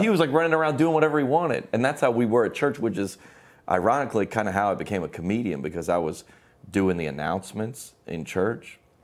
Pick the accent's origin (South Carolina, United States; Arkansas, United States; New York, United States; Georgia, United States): Georgia, United States; Lilburn; now in Nashville, United States; we grew up in Lilburn, Georgia is where it was.